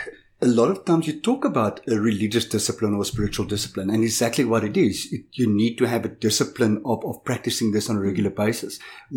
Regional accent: Johannesburg, Gauteng, South Africa; I grew up in Johannesburg.

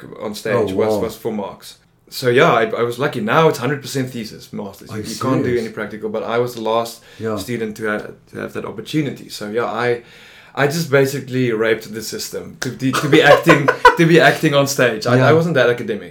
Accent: Bloemfontein, Free State, South Africa; moved away as an adult; Born and bred, lived there for 24 years and then moved away.

